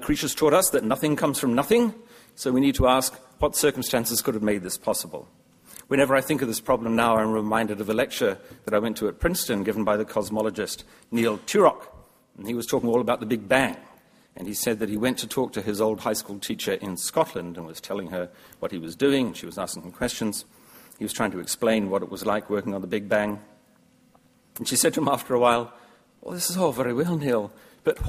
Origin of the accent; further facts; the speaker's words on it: New Zealand; As a New Zealander